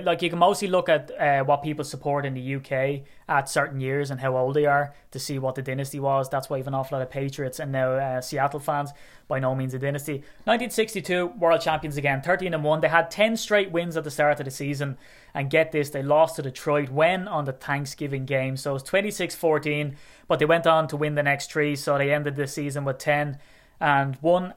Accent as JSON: {"language": "English", "country": "Ireland", "said": "I'm Irish"}